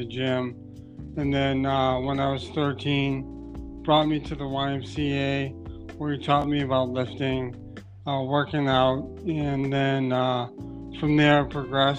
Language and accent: English; Brockton, Massachusetts, United States; I grew up in Brockton, Massachusetts